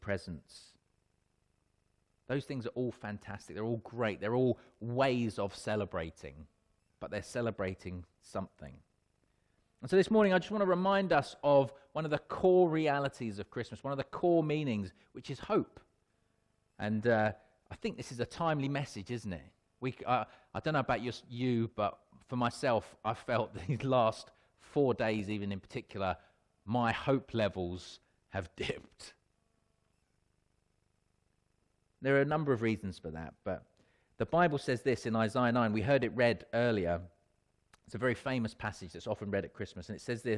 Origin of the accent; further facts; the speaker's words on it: Wealdstone, London, United Kingdom; I was born in Radcliffe Road in Wealdstone. So not at hospital, I was born at home.